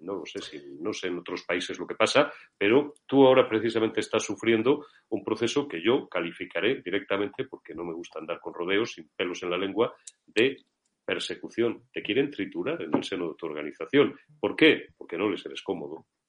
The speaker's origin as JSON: {"language": "Spanish", "region": "Castile and León", "country": "Spain", "said": "después de la mía, que es Castilla-León"}